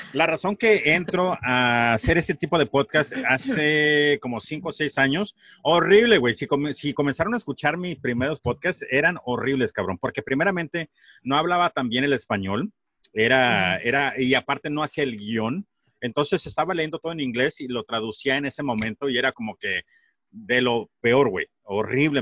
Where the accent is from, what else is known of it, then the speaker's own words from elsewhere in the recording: Sonora, Mexico; nosotros acá en Sonora